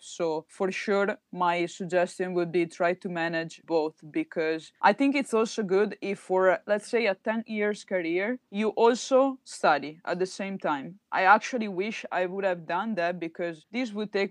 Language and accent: English; Treviso, Veneto, Italy; I'm from Treviso